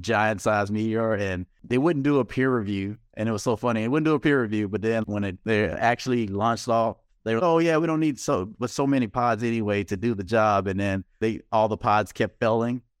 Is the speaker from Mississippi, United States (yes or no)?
yes; Mississippi, United States; I'm from Mississippi